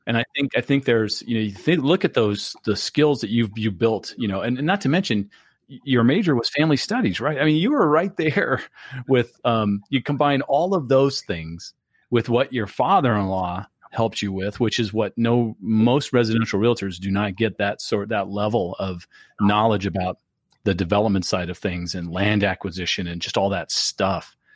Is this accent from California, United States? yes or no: yes; California, United States; now in Florida, United States; growing up in California